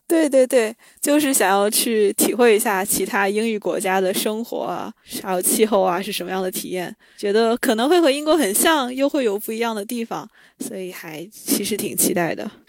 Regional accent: China; also born or lived in Oceania; now in United Kingdom; 我是在中国长大的

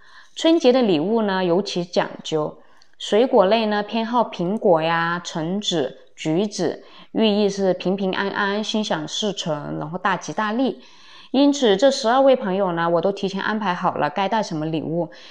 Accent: Guangdong, China; moved away; 按照我们广东这边的习俗

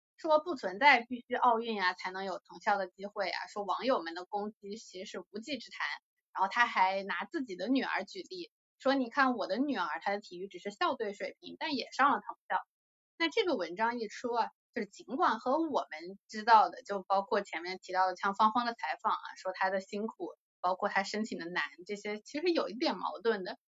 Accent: China; 我们中国人

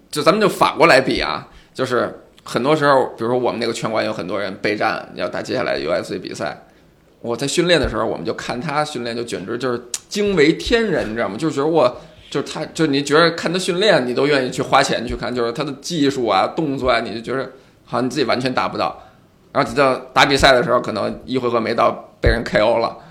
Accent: China; also born or lived in Beijing; now in Shanghai, China; 咱们中国人

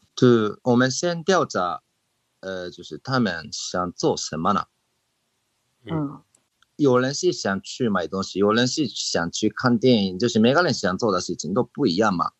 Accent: Japan; Chinese is a second language; 就是我们日本人喜欢吃生鱼片嘛

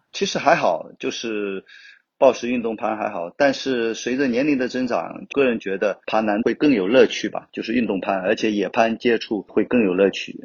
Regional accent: Wenzhou, Zhejiang, China; also born or lived in Hangzhou; 我是来自 温州，就土生土长的温州人，十一九七三年出生的

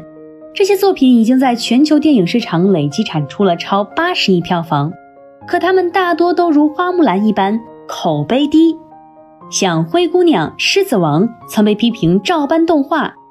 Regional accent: China; 我们中国人欢迎外国人挪用中国故事

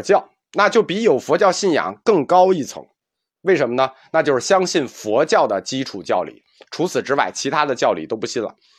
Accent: China; 实际上我们中国人很少不相信因果报应

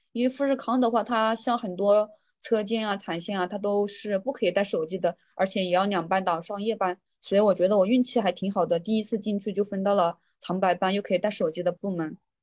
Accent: Hunan, China; moved away as an adult; also born or lived in Zhejiang; now in Shenzhen, China; 我现在在那个龙华富士康上班呢，然后我老家是湖南的

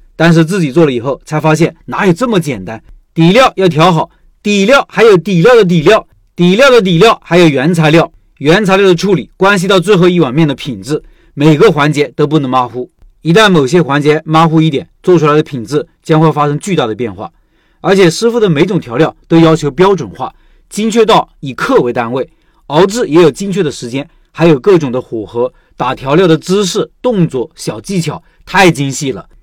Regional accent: Xuzhou, Jiangsu, China; 广安这边的饮食习惯和我们徐州那边有很大的区别。他们这边早餐是以小面为主，我们那边是以包子、油条、豆浆、稀饭为主

